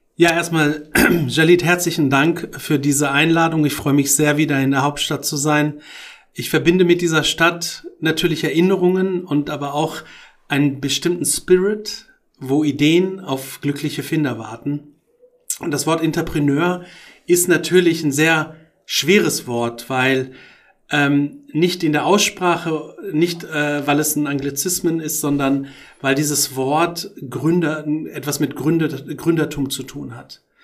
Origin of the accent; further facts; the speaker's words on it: Morocco; moved away; also born or lived in Tangier, Morocco; Und ich bin noch in Marokko geboren und habe auch meine Kindheitsträume dort